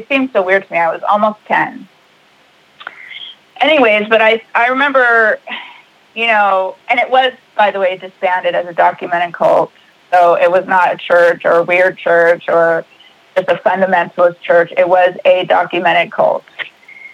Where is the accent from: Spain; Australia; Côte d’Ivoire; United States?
United States; Mobile, Alabama; also born or lived in California; everybody moved all the way to Mobile, Alabama. And we lived there in the same area